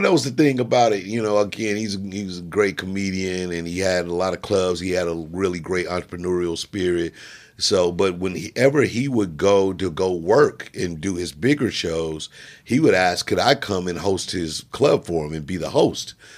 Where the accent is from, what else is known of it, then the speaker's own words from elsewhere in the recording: Jefferson City, Missouri, United States; I was born in Jefferson City, Missouri